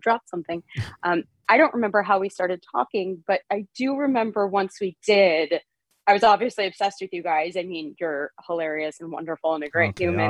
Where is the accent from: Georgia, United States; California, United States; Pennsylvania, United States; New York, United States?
New York, United States; Port Jefferson; moved away as an adult; also born or lived in Sound Beach, New York / Western Massachusetts; I grew up in Port Jefferson, New York, which is also on the water